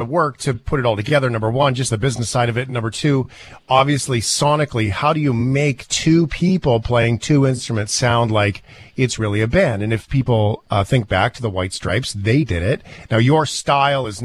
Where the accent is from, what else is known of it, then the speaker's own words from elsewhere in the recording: Port Alberni, British Columbia, Canada; I grew up in Port Alberni